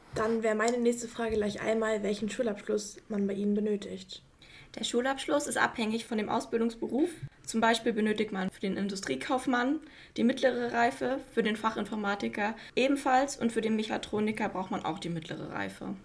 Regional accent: Güstrow, Mecklenburg-Vorpommern, Germany; Ich komme aus Güstrow und habe auch hier am John Brickmann Gymnasium mein Abitur 2017 absolviert

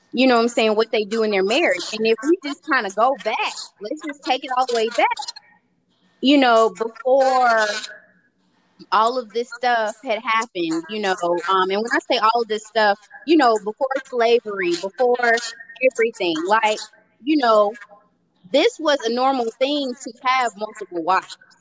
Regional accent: Tennessee, United States; now in Georgia, United States; I was brought up in Tennessee, and I was brought up in the church

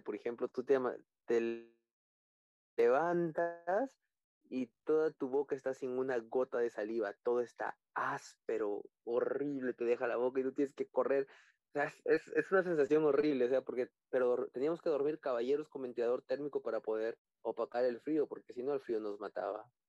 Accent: Piura, Peru; yo soy piurano, yo soy de Piura

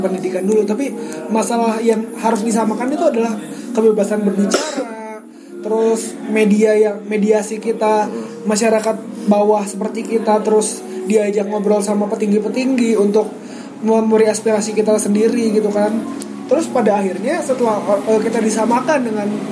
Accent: Java, Indonesia; kita orang Jawa

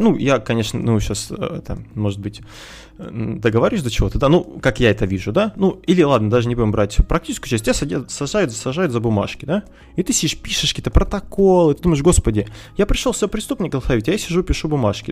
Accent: Kursk, Kursk Oblast, Russia; мы с тобой из Курска

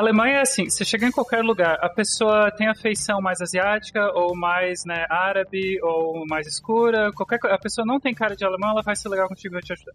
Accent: Brazil; accent: capital accent; moved away; also born or lived in small town in Brazil; quando eu tinha acho que 11 anos, eu me mudei pro. Meu pai se mudou pra uma cidade bem pequenininha, fim do mundo, mundo no Brasil, não, não tinha amigo nenhum lá. Eu tinha o sotaque da capital

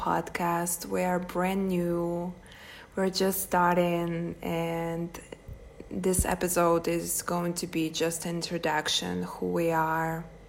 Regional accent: Russia; English is a second language; we're from Russia, so this is actually not our native language.

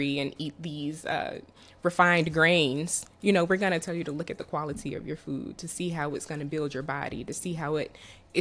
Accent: Prince George's County, Maryland, United States; also born or lived in Baltimore, Maryland; So I'm from Maryland. I'm from PG County. I grew up in PG County

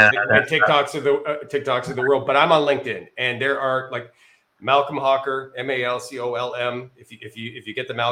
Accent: Canada; moved away; also born or lived in Northern Virginia / Austin, Texas; I'm Canadian. I've spent my 25 years in Canada

